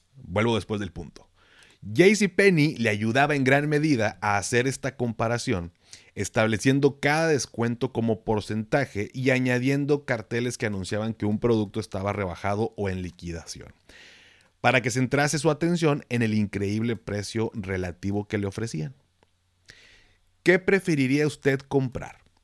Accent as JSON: {"language": "Spanish", "country": "Mexico", "said": "términos que utilizo que es como muy mexicano, muy de acá"}